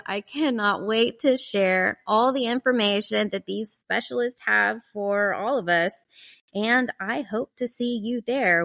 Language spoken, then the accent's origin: English; Georgia, United States; I grew up in the South, on the East Coast, in Georgia